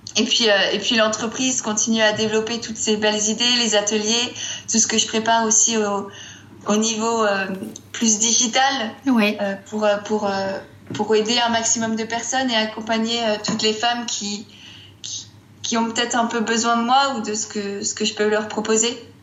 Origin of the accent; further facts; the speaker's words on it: Strasbourg, Grand Est, France; moved away as an adult; now in Grenoble, France; je viens de Strasbourg